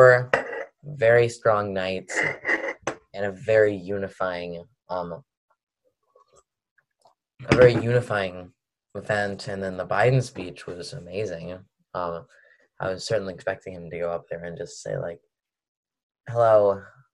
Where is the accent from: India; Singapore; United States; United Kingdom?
United States; Washington, District of Columbia; I'm from Washington, D.C.